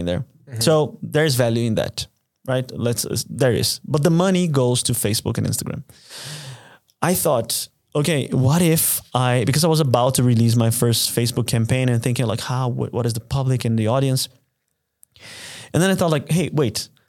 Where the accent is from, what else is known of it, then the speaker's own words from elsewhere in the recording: Brazil; now in Munich, Germany; my hometown